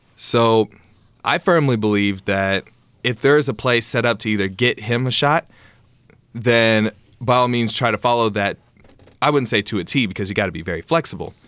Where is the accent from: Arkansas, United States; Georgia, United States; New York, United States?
Arkansas, United States; Conway; moved away as an adult; I played at uh, Hendrix College. It was in my hometown as well